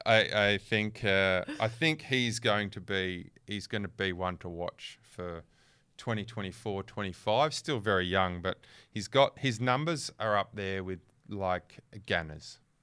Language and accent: English; Western Australia, Australia; I'm from West, I'm West Australian